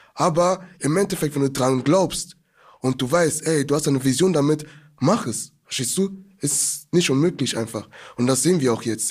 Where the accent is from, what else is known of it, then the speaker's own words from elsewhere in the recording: Germany; wir sind jetzt aus Deutschland